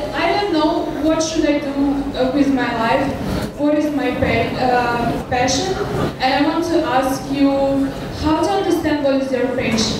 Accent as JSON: {"language": "English", "country": "Ukraine", "second_language": "English", "moved": "as an adult", "lives_now": "United States", "said": "I'm from Ukraine."}